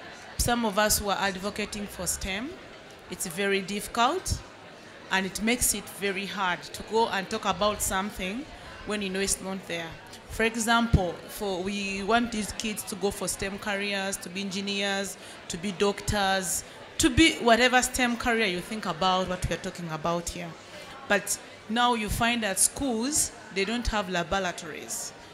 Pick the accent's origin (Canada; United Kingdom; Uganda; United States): Uganda; I'm from Uganda.